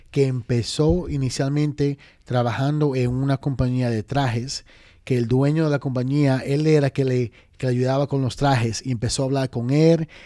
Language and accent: Spanish; Dominican Republic; now in New York, United States; Y fuimos específicamente para Washington Heights, que Washington Heights es como quien dice RD pequeño